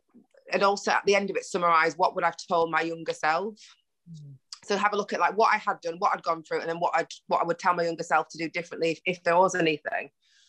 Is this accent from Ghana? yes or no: yes; Ghana; Like I say, we're already Ghanaian sisters, but I just love you.